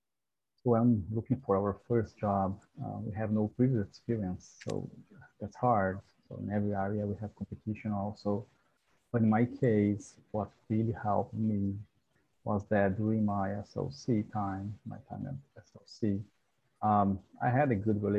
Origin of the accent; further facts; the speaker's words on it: Brazil; moved away as an adult; now in Kingston, Canada; I was an international student. I'm from Brazil.